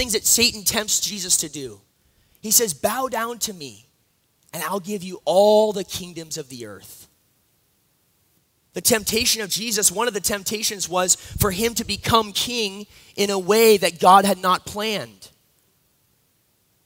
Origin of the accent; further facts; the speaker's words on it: Massachusetts, United States; I'm from Massachusetts